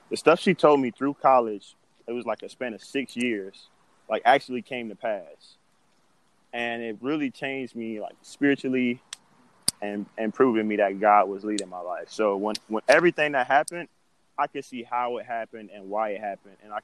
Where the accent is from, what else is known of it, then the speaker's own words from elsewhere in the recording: Florida, United States; moved away as an adult; now in Fargo, United States; I was just from Florida